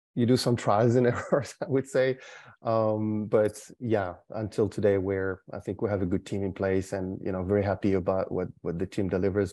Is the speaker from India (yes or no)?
no; France; also born or lived in Canada; now in Singapore; was born in France, but lived sixteen years in Canada